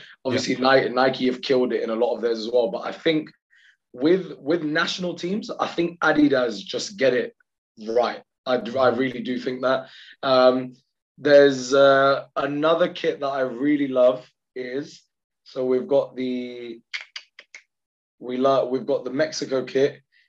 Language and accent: English; Pakistan; I'm just biased because I'm Pakistani